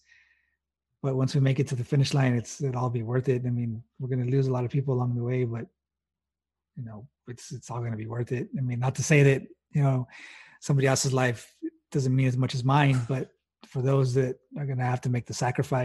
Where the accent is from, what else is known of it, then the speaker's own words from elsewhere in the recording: El Paso, Texas, United States; moved away; I'm originally from El Paso, Texas, which is West Texas, right on the border